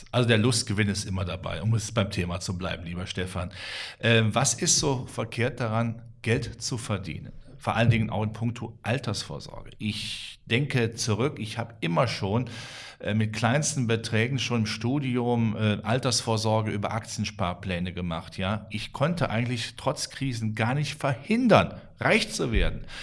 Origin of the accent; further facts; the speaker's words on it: Rhineland, Germany; ich als Rheinländer, ich habe äh, Till Eugenspiegel immer in der engeren Verwandtschaft